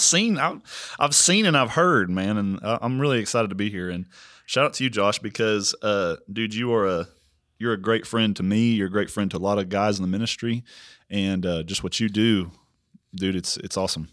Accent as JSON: {"language": "English", "town": "Prague", "region": "Oklahoma", "country": "United States", "moved": "yes", "lives_now": "Missouri, United States", "said": "I'm actually from Oklahoma"}